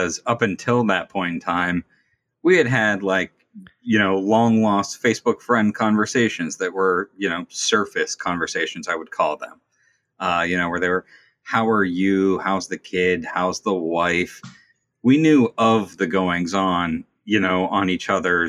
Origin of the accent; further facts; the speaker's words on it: Pittsburgh, Pennsylvania, United States; I'm from Pittsburgh, Pennsylvania